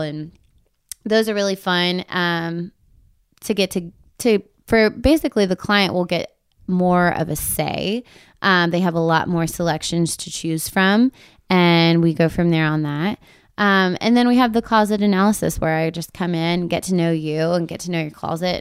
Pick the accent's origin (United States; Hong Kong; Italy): United States; Texas; now in Nashville, United States; we're from Texas